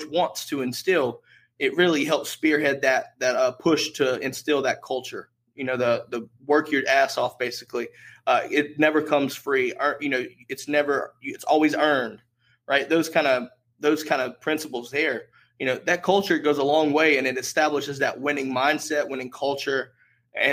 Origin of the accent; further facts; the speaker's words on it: North Carolina, United States; I'm from North Carolina